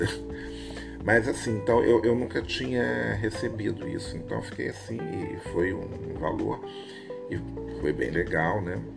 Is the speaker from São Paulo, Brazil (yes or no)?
no; Rio de Janeiro, Brazil; eu sou do Rio de Janeiro